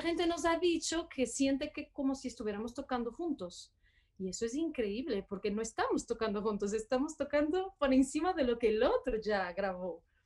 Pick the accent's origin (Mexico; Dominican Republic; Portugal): Portugal; Porto, Norte; Spanish is a second language; also born or lived in Barcelona / Boston / Paris / Brussels; now in Bogotá, Colombia; yo soy de Portugal, de Porto, em, pero he viajado mucho, mucho por todo el mundo y viví en muchas ciudades diferentes